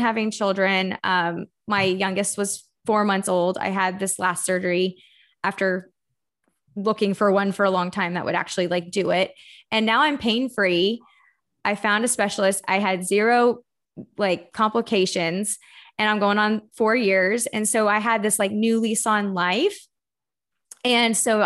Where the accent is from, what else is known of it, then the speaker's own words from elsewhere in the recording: Texas, United States; moved away as an adult; also born or lived in Florida; So I live in Austin, Texas. I'm from Texas originally. And then I moved to Florida to go play soccer for a university.